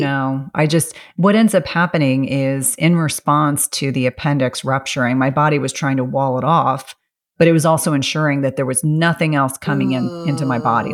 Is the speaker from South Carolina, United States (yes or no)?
yes; South Carolina, United States; moved away; I was born in South Carolina and I have, you know, wonderful family and wonderful memories